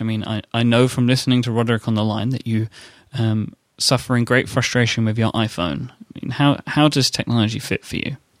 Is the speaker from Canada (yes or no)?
no; London, United Kingdom; accent: posh; I grew up in um, East London, mm-hmm. my whole life and was always considered to have less of a Cockney accent than my peers.